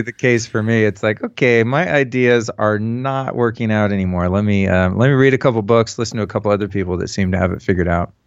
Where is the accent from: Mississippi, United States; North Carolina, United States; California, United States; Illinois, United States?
California, United States; Northern; also born or lived in Hollywood, California; I'm from Northern California originally. I moved to Hollywood in nineteen eighty-nine